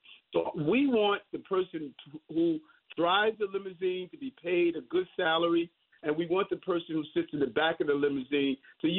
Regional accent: New York City, New York, United States; My dream of growing up in South Jamaica, Queens, you know, experiencing dyslexia, but now the mayor of the city of New York.

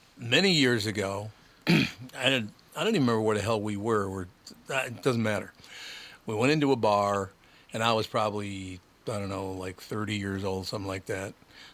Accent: Minnesota, United States; I'm from Minnesota.

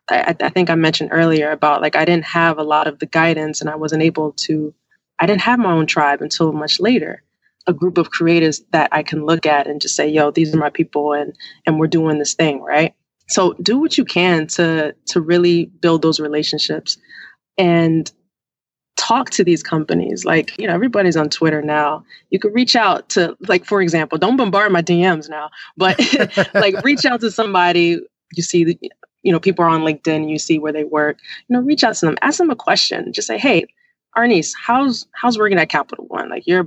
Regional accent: New York, United States; now in Washington, United States; Like I said, I live in D.C. I am from New York. I go there quite often.

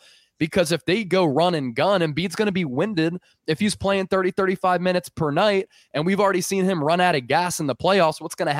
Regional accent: Westchester, New York, United States; So I grew up in Westchester, went to Temple like you, graduated 2015

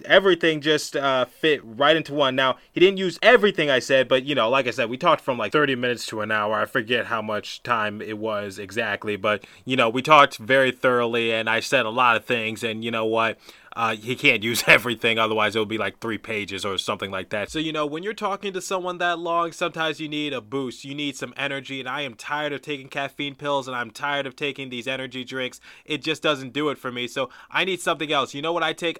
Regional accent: Detroit, Michigan, United States; now in Philadelphia, United States; I grew up in Detroit, Michigan my entire life, or for a good chunk of my life. I currently reside in Philadelphia, Pennsylvania

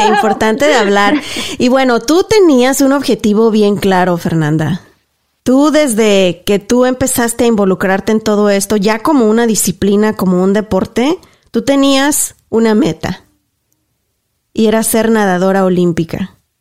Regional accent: Mexico; yo soy de México también, y yo soy de un pueblo donde no tenía ni para comer

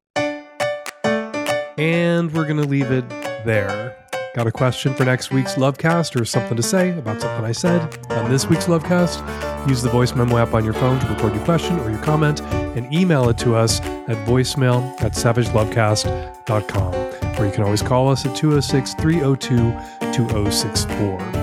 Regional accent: United States; as an American

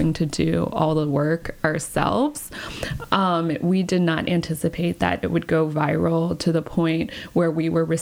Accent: Round Rock, Texas, United States; moved away as an adult; also born or lived in China / California; I was raised in Texas.

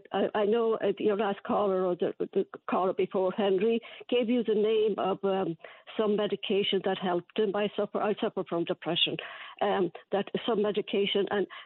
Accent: Ireland; moved away; I've had it since I was a kid growing up in Ireland.

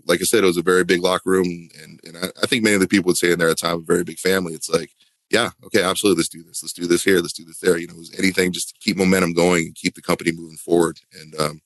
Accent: Huntington Beach, California, United States; moved away as an adult; now in Florida, United States; Growing up in Southern California

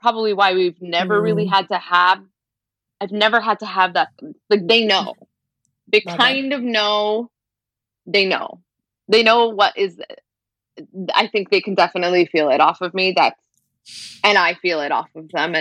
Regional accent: Brampton, Ontario, Canada; I grew up in Brampton, which is mostly like, it's a working class immigrant city

